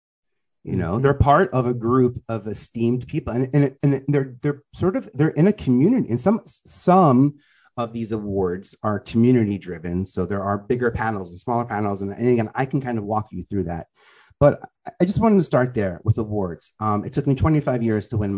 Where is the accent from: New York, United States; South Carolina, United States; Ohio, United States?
New York, United States; New York City; I'm a dude from Staten Island